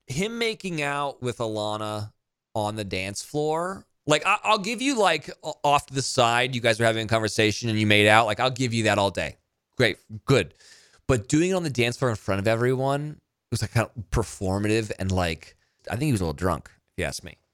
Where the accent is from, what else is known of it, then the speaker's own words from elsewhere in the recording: United States; as an American